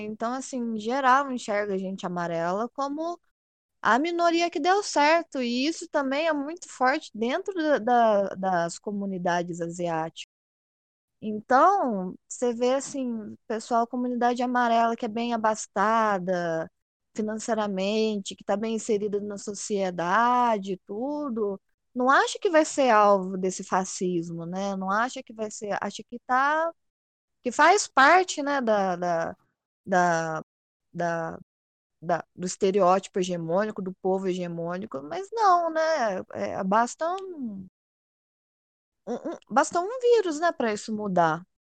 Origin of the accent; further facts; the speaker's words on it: Poços de Caldas, Minas Gerais, Brazil; eu sou de Poços de Caldas, do sul de Minas